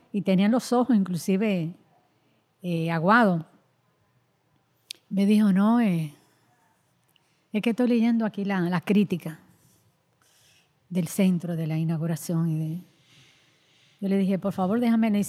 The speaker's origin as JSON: {"language": "Spanish", "country": "Dominican Republic", "lives_now": "Puerto Rico", "said": "y aquí no, aquí tú eres una dominicana. Es decir, que, es una de las situaciones fuertes que nosotros enfrentamos. Y, solamente el hecho, solamente el hecho de, ser dominicana."}